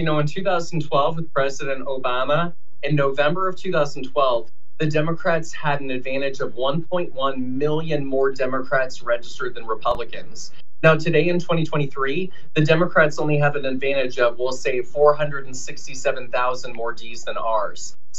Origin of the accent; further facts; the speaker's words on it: Neptune Beach, Florida, United States; I'm actually from Duval County. I was born in Neptune Beach.